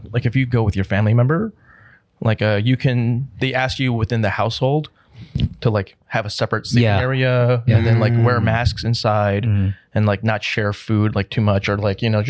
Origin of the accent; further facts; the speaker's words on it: Livingston, New Jersey, United States; moved away; also born or lived in Seattle; so I grew up in New Jersey. And so I would go to, I was like Bridge and Tunnel, right?